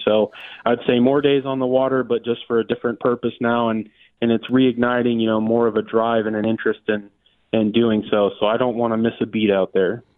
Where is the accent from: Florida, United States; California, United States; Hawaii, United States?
Florida, United States; Lee County; I was not born in Lee County, but I've been here since infancy